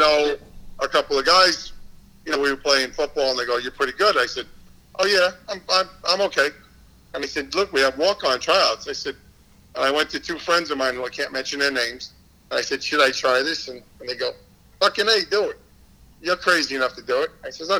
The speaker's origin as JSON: {"language": "English", "region": "New York", "country": "United States", "said": "I'm an Italian from New York"}